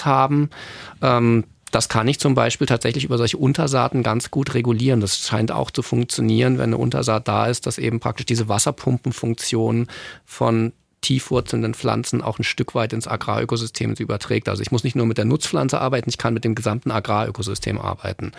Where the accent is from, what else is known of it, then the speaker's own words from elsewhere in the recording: Northern Germany, Germany; moved away; ich komme selber aus Norddeutschland